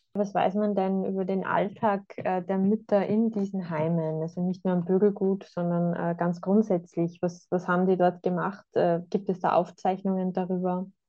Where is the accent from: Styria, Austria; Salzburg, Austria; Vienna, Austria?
Salzburg, Austria; Thalgau; von meiner Heimatgemeinde Talgau im Flachgau